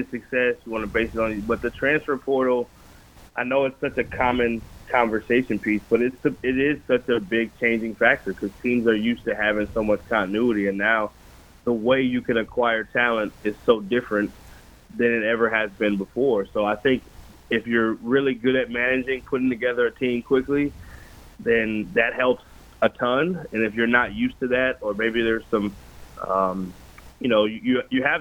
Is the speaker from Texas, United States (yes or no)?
yes; Texas, United States; I grew up in Texas, so I grew up Big 12 country